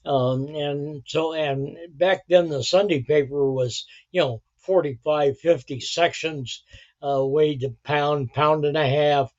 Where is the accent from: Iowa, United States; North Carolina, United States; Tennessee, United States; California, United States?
California, United States; Los Angeles; moved away as an adult; also born or lived in Santa Barbara, California / Florida; we moved to L.A. And we're right downtown L.A.